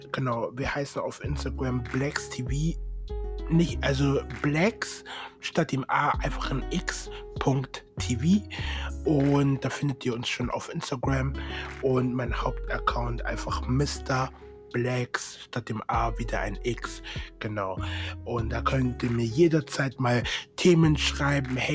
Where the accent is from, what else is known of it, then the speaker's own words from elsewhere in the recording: Munich, Bavaria, Germany; ich komme näher aus München, Nähe München, genau.